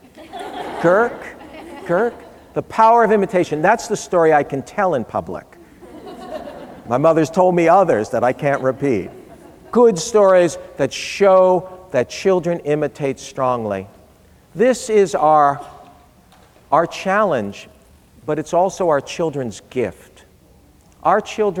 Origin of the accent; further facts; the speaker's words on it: New York City, New York, United States; When I was a boy growing up in New York City